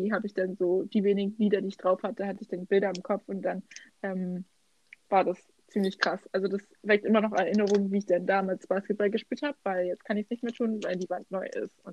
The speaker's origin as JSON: {"language": "German", "region": "Brandenburg", "country": "Germany", "said": "ich weiß nicht, was du meinst mit unserem Dialekt. Ich finde, ich habe gar keinen. Brandenburg ist gar nicht."}